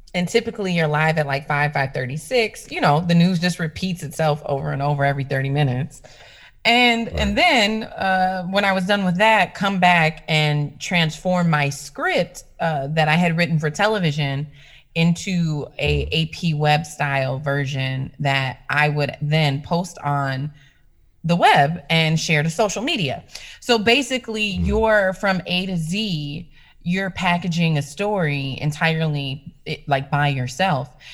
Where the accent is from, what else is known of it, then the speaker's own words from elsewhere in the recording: Minneapolis, Minnesota, United States; I tried to get hired at the mainstream media stations in my hometown because uh, I was working uh, two hours north of my hometown. So I came back to the cities